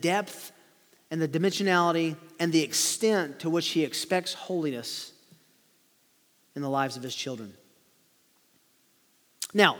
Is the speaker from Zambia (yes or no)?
no; Tennessee, United States; as we used to say growing up in Tennessee